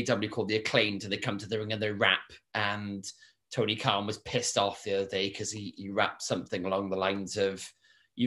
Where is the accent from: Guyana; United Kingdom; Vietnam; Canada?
United Kingdom; we're from Britain